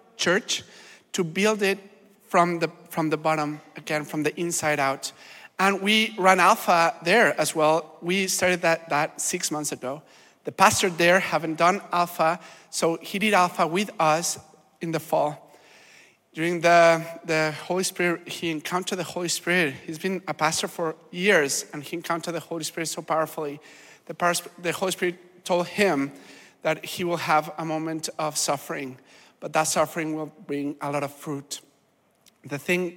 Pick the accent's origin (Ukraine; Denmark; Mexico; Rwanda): Mexico; moved away as an adult; now in Canada; I'm not from Canada, I'm Mexican